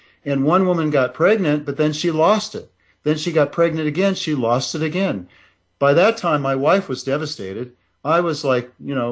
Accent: Nebraska, United States; moved away; also born or lived in Russia; I left Russia and went back to my hometown and enrolled in the University of Nebraska

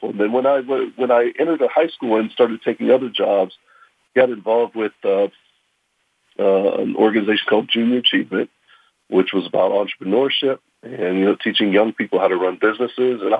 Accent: Pittsburgh, Pennsylvania, United States; I grew up here in Pittsburgh. Very proud to uh, be a Pittsburgher.

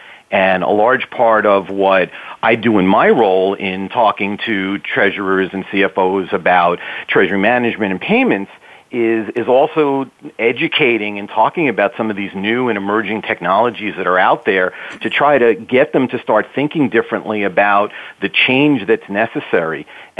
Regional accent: New York City, New York, United States; now in Stamford, Connecticut, United States; not-so-sunny, actually rather rainy Stamford, Connecticut, which is a suburb of New York City. I'm actually born and raised in Queens, so I grew up on that Queens, New York City tap water

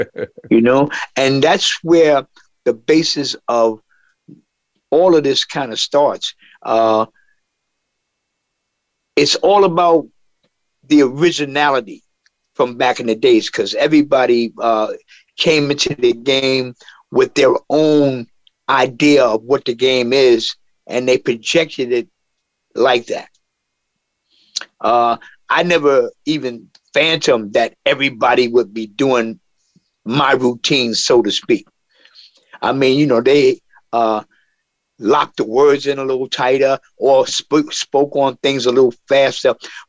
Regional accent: New York City, New York, United States; In Harlem, you could walk down the street on a daily basis and feel the soul in the air.

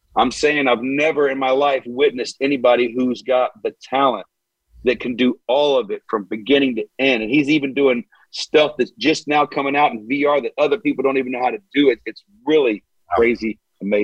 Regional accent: Hamilton, Ohio, United States; I'm from complete different town than he's from. I'm from Hamilton

